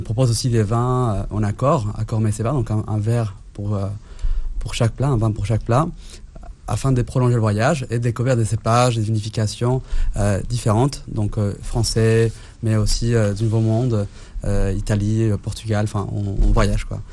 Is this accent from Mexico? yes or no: yes; Mexico City, Mexico; also born or lived in Italy / India / Spain; now in France; la Condessa, c'est le quartier où j'ai grandi à Mexico